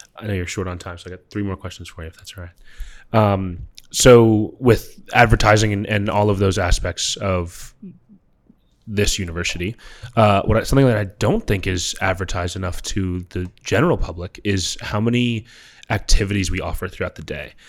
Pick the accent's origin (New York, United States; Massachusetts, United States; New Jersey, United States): New York, United States; moved away; I'm from New York